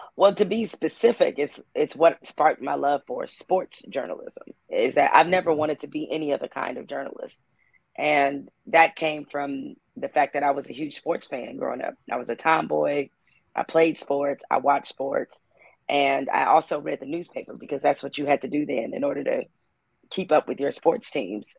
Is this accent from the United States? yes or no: yes; Detroit, Michigan, United States; moved away as an adult; also born or lived in Raleigh, North Carolina / Orlando, Florida / Bristol, Connecticut; I moved back to Detroit. I spent six years working at the Detroit Free Press, my hometown newspaper.